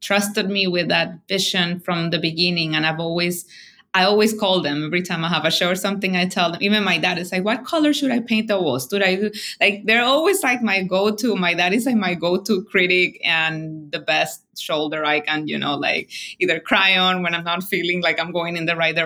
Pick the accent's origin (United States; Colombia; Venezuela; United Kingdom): Colombia; Barranquilla, Atlántico; moved away; I was born in Barranquilla, which is a very coastal town in Colombia